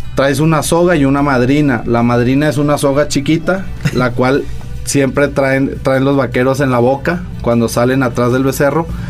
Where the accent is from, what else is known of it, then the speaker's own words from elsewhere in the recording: Saltillo, Coahuila, Mexico; somos de aquí de Saltillo.